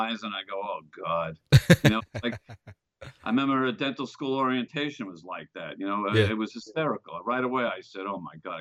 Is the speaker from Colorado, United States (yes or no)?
no; New York City, New York, United States; moved away as an adult; now in Florida, United States; I grew up in a Brooklyn household in the New York City.